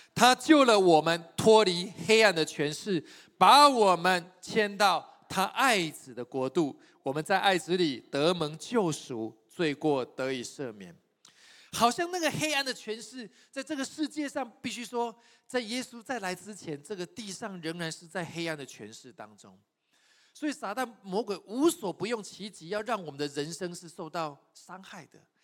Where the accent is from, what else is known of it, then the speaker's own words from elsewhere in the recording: Taiwan; 我从台湾来